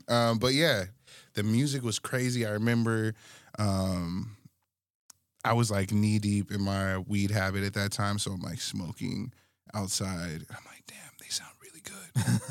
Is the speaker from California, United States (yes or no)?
no; Alaska, United States; And I'm coming from Alaska, like, what the hell?